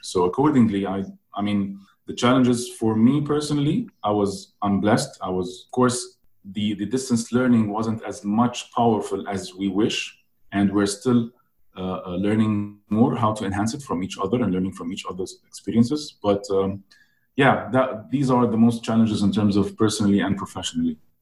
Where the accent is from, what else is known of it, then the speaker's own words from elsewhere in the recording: Egypt; I'm born in Egypt